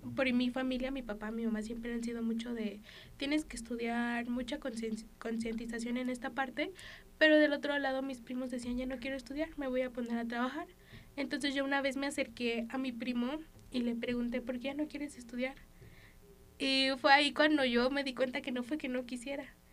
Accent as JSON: {"language": "Spanish", "country": "Mexico"}